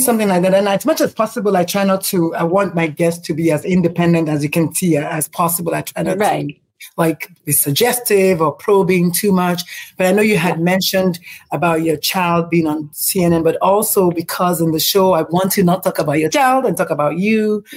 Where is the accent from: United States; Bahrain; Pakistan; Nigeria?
Nigeria; moved away; I'm Nigerian.